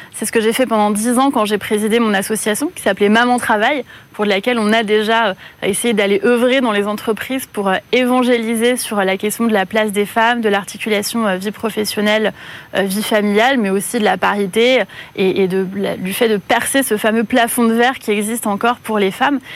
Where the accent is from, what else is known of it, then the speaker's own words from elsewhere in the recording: Corsica, France; en tant que Corse